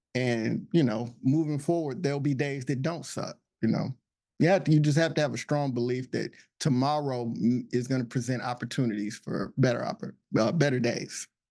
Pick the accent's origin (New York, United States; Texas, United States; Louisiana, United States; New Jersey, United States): Texas, United States; also born or lived in Illinois; now in Alexandria, United States; I'm originally from Texas